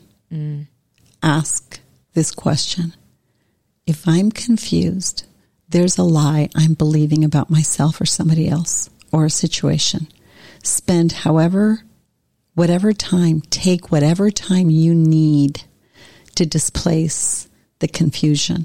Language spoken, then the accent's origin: English; Montevideo, Uruguay; I was born in Montevideo in Uruguay in South America.